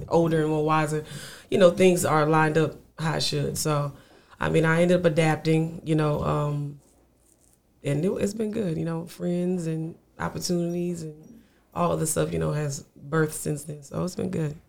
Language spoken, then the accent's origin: English; Lafayette, Louisiana, United States; now in Houston, United States; I'm a Louisiana native, always will be.